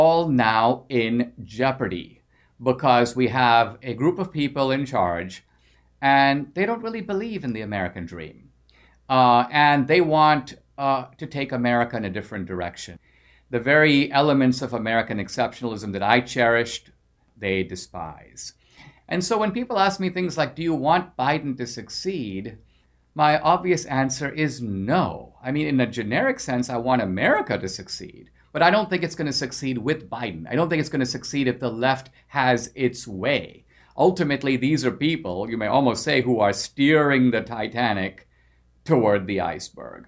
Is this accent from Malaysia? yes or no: no; India; now in United States; my years growing up in India, and I grew up under socialism